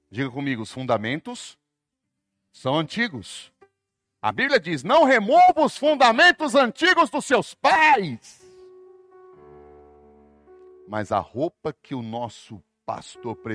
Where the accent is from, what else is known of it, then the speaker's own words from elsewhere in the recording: São Paulo, Brazil; born there; also born or lived in Brasília / Fortaleza / Salvador; Sou urbano. Nasci em São Paulo, morei em Brasília, morei em Fortaleza, morei em Salvador, só morei em capital.